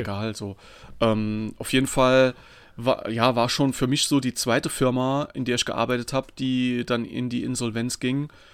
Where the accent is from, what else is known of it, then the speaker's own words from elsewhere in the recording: Saarland, Germany; ich bin aus dem Saarland